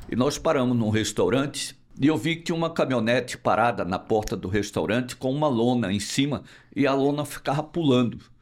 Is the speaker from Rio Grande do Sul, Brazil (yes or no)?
no; foot of the Serra do Araripe, sertão of Ceará, Brazil; accent: nordestino; eu sou nordestino, do sertão do Ceará. Nasci no pé da Serra do Araripe, vivo no Nordeste, não vou sair nunca do Nordeste